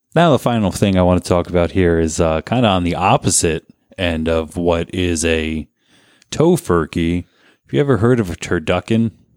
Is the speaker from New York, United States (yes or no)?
no; Garwood, New Jersey, United States; also born or lived in Kenilworth; growing up in Garwood